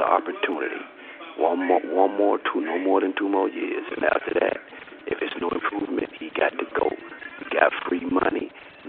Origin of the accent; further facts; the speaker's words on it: Miami, Florida, United States; I'm strictly from Miami, Florida